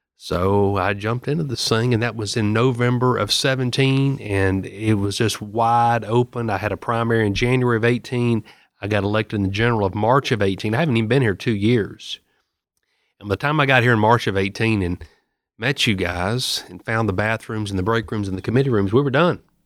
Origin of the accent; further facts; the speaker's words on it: Murfreesboro, Tennessee, United States; I'm from Murfreesboro. I've got the fourteenth district, which is Rutherford, Bedford, Marshall, Moore, and Lincoln County. And, you know, I've spent my entire life in Rutherford County